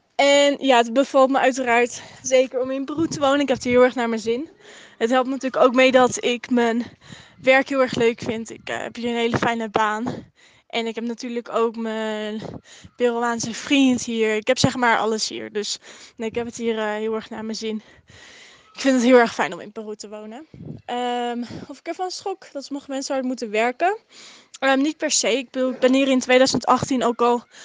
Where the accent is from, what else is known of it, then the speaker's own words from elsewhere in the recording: Netherlands; hoe blijer ik ben om Nederlands te zijn.